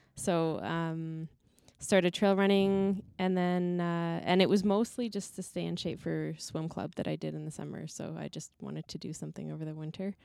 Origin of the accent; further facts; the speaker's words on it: Canmore, Alberta, Canada; I grew up in Canmore in the mountains